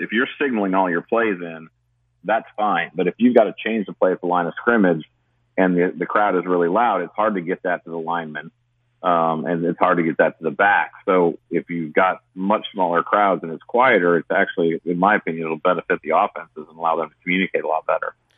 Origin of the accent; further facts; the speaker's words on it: Michigan, United States; now in South Carolina, United States; I grew up in Michigan